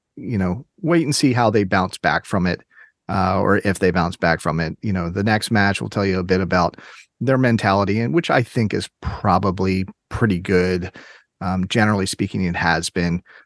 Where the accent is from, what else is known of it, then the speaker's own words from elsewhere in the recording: Maryland, United States; I grew up in Maryland